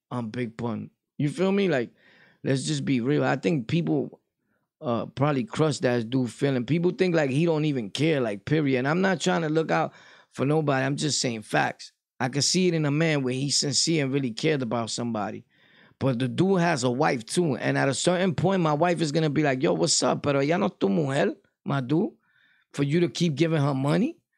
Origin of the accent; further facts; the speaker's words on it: Delaware, United States; I'm a square from Delaware right now.